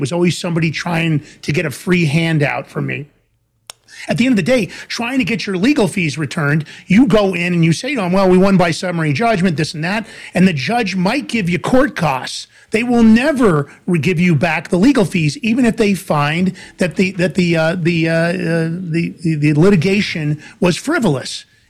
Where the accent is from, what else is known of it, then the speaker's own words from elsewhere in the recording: New York City, New York, United States; moved away; also born or lived in White Plains, New York; I'm a New Yorker. I grew up in Fordham Road, the Bronx. Later on, my parents made a little bit of money. We moved to White Plains in New York.